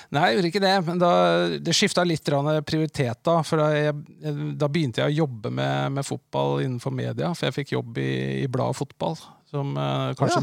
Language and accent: Norwegian; Larvik, Vestfold, Norway; moved away as an adult; also born or lived in Oslo; jeg kommer jo fra Larvik, eh, vokste opp tett på Lovisenlund